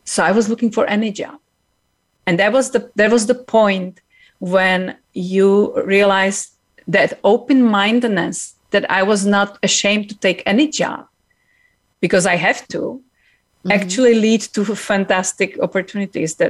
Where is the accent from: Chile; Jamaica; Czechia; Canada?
Czechia; now in United States; I came from Czech Republic. I was actually born in communism.